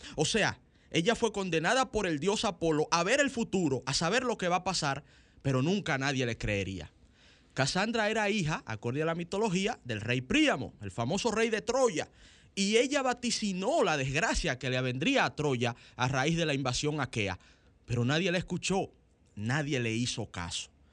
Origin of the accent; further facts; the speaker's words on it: Dominican Republic; los dominicanos